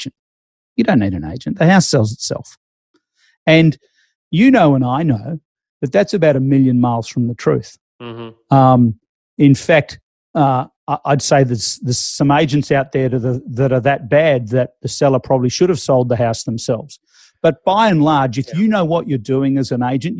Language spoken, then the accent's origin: English; Melbourne, Victoria, Australia; moved away; I'm originally from Melbourne, the auction capital of the world.